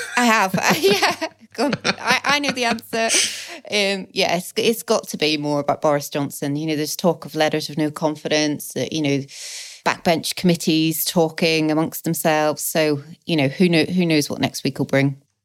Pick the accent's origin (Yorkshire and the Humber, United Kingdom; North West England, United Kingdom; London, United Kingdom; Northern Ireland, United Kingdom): Northern Ireland, United Kingdom; Belfast; now in England; I grew up in Belfast.